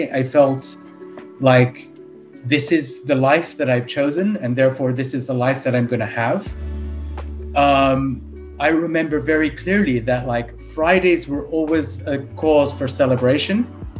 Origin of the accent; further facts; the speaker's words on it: United Kingdom; born there; I was born in the United Kingdom, so I have a British passport. My parents are from India.